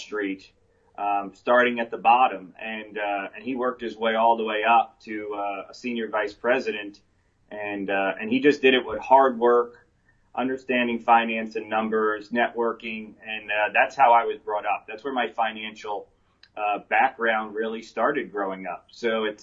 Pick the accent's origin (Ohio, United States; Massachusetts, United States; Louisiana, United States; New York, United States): New York, United States; New York City; So I was born and raised in New York City. I lived in 3 of the 5 boroughs growing up, Brooklyn, Staten Island, and the east side of Manhattan.